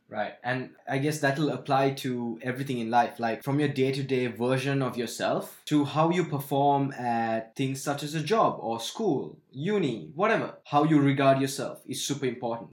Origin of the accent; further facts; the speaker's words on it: Sri Lanka; growing up in Sri Lanka, we had bubblegum with tattoos in it